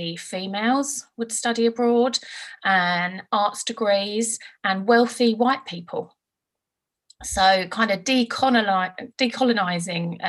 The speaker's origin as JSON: {"language": "English", "town": "Brentwood", "region": "East of England", "country": "United Kingdom", "tie": "born or raised there", "also_born_or_lived": "Birmingham / California / London / Leigh-on-Sea", "said": "I grew up in Brentwood"}